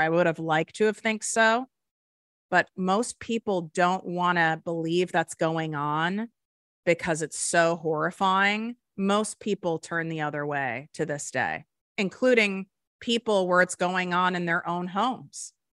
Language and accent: English; Highland Park, Illinois, United States; I grew up in North Shore, Chicago